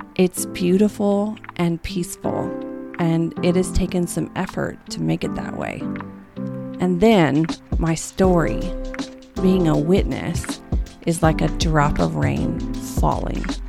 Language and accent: English; the Bible Belt, United States; I'm from the Bible Belt